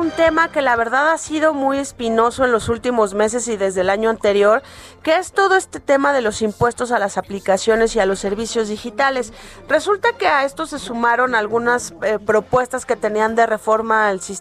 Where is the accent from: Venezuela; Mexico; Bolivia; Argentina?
Mexico; la crítica que nosotros como mexicanos siempre hemos hecho